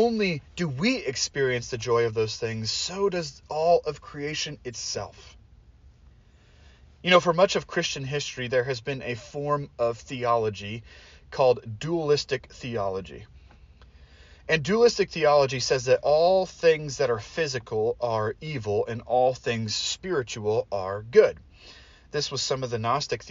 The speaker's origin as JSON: {"language": "English", "town": "Portland", "region": "Oregon", "country": "United States", "tie": "born or raised there", "said": "I grew up in Portland, and so we would go along the Columbia River Gorge all the time."}